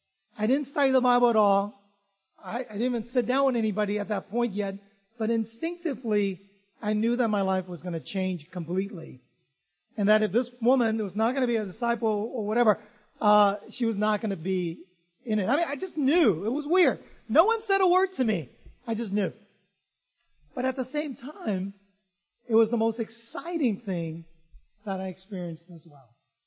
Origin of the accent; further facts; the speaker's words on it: Vietnam; Lena, I grew up in Vietnam, so I'm kind of used to rain and stuff like that.